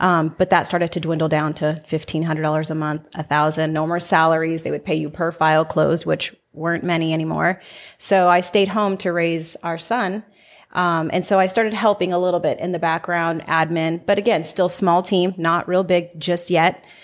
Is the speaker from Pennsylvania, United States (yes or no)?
no; Salinas, California, United States; now in Las Vegas, United States; I'm from Salinas, California, which is Central Coast